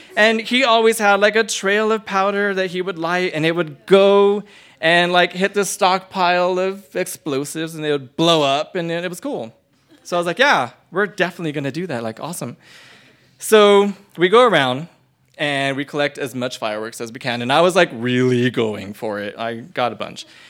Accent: Las Cruces, New Mexico, United States; I grew up in New Mexico, in Las Cruces, with my whole entire family

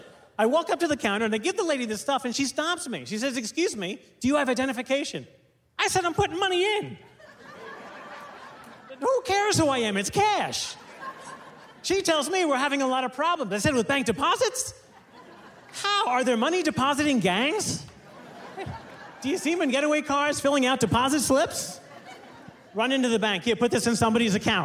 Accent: New York, United States; But I'm from New York.

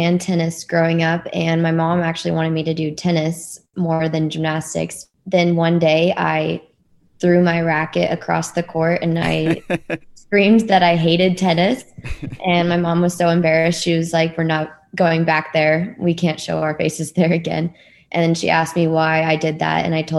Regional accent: Dallas, Texas, United States; Yeah, I'm from Dallas, Texas, and I'm one of three girls.

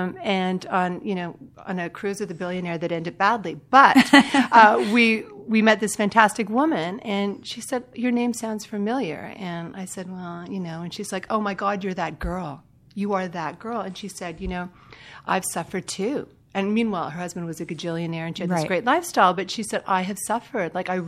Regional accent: Canada; I'm Canadian.

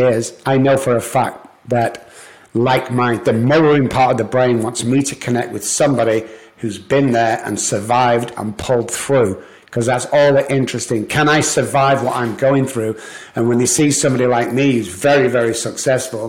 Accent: Manchester, North West England, United Kingdom; moved away as an adult; also born or lived in Liverpool; now in United States; I'm from Manchester, England

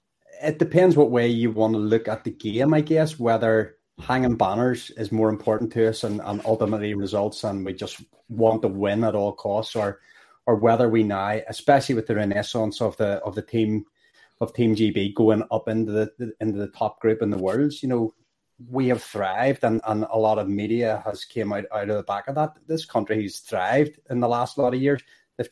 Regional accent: Belfast, Northern Ireland, United Kingdom; He's from the same housing estate. He's from the same, you know, same town as me.

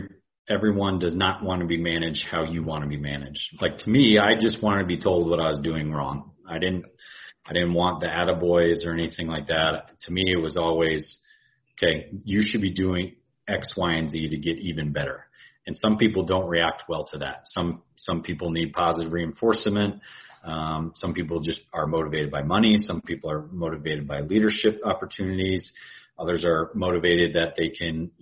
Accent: Houston, Texas, United States; moved away as an adult; also born or lived in Charleston; my hometown

